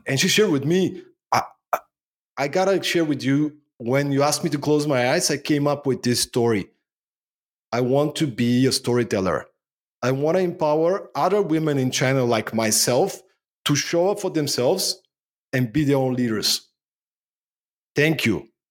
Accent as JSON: {"language": "English", "country": "Bulgaria", "tie": "born or raised there", "also_born_or_lived": "Denmark", "moved": "as an adult", "lives_now": "Sofia, Bulgaria", "said": "I was born in Bulgaria, post-communistic Bulgaria, growing up in the nineties."}